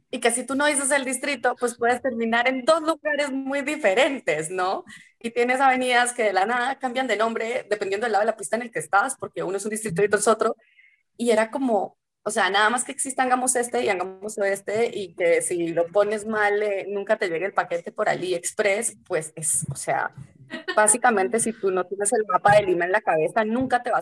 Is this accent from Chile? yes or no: no; Colombia; also born or lived in Washington, United States; yo que vengo de Colombia que, y venía de Washington, además, que las calles sí tenían nombres